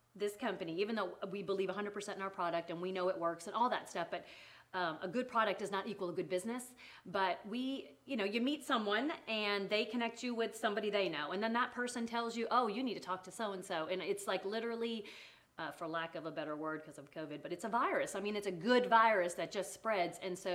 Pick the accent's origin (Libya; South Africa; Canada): Canada; accent: Canadian; moved away as an adult; also born or lived in England; now in Tennessee, United States; I was born in England. Uh-huh. I was raised in Canada. And I am now been in Tennessee for about, 15 years.